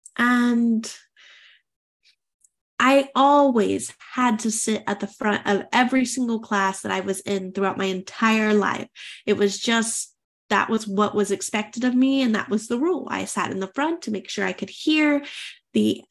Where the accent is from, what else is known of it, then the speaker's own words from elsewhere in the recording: United States; moved away as an adult; I'm an American expat. I have an international relationship. My husband is French and I'm American